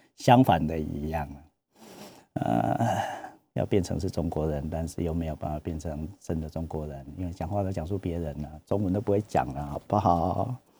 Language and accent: Chinese; Taichung, Taiwan; 我们台中人